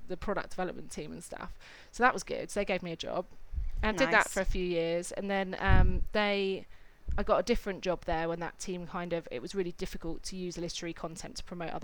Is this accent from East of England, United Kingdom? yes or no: yes; Cambridge, East of England, United Kingdom; moved away as an adult; I grew up in Cambridge